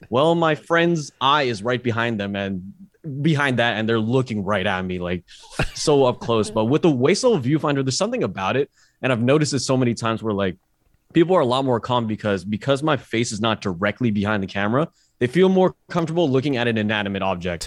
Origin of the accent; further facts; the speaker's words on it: Bay Area, California, United States; I'm from the Bay Area